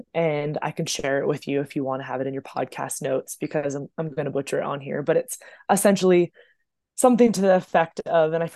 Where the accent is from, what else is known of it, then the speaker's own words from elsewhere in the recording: Oceanside, California, United States; now in Denver, United States; I was born and raised in Oceanside, California. So that's North County of San Diego